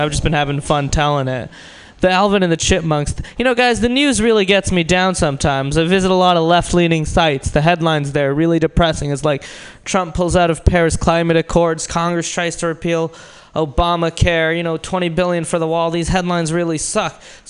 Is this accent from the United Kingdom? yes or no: no; India; because I'm Indian, people just assume I'm short.